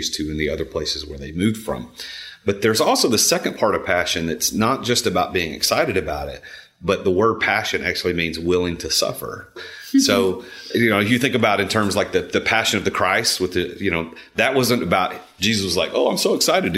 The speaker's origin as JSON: {"language": "English", "town": "Nashville", "region": "Tennessee", "country": "United States", "tie": "born or raised there", "said": "I'm from the Nashville area. I grew up here"}